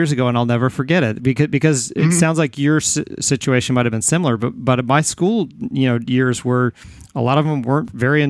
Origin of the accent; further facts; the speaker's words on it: Texas, United States; I grew up in Texas.